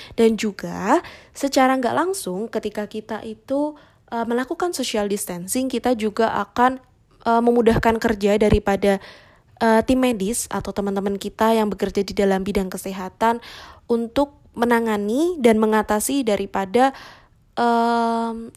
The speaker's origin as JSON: {"language": "Indonesian", "town": "Semarang", "region": "Central Java", "country": "Indonesia", "said": "aku Wong Semarang"}